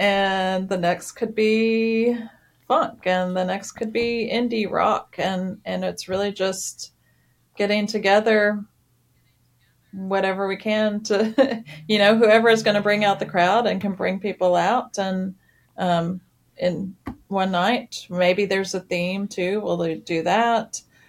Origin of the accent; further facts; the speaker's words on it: Nashville, Tennessee, United States; since I'm from Nashville and grew up listening to music and going to small shows at a tiny little divey bars.